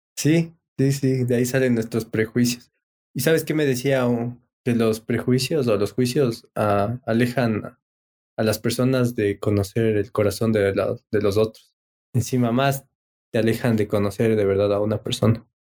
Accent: Ecuador; soy de Ecuador, mire mi cédula

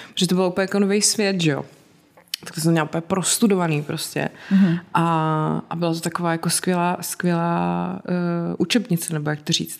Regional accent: South Bohemian Region, Czechia; Já jsem z Jižních Čech a tam hmm. se to říká a pak jsem zjistila, že se to jinde vůbec neříká

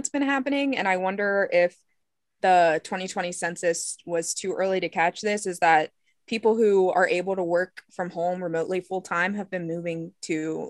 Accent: Oakland, Maryland, United States; moved away as an adult; now in West Virginia, United States; if you're familiar with Garrett County. I was also born and raised in Oakland, and right now I live in West Virginia.

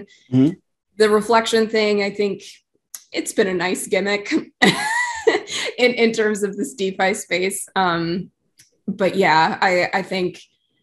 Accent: California, United States; I'm from California

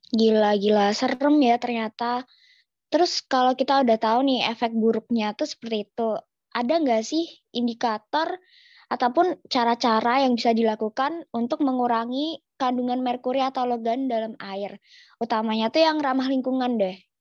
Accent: Yogyakarta, Special Region of Yogyakarta, Indonesia; aku nih kan orang Jogja

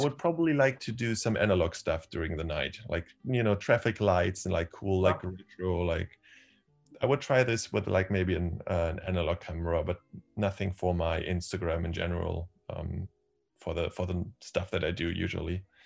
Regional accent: Berlin, Germany; I am from Berlin. I've um, been born here

